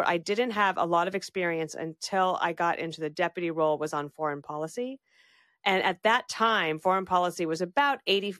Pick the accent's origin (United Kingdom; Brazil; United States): United States; the West; And he asked me all about growing up in the West.